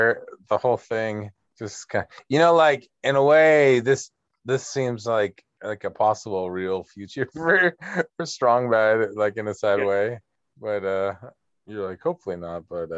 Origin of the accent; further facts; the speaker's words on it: Sunnyvale, California, United States; In Sunnyvale, in my hometown